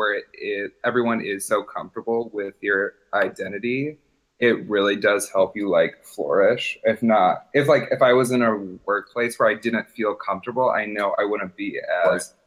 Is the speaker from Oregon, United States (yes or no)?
no; Port Huron, Michigan, United States; Coming from rural East Side Michigan in the thumb